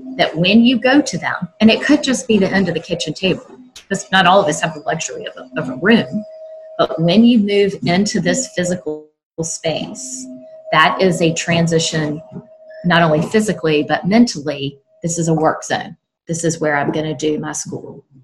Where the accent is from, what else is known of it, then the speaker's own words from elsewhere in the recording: South Carolina, United States; now in North Carolina, United States; I live now in North Carolina, and I'm originally from South Carolina.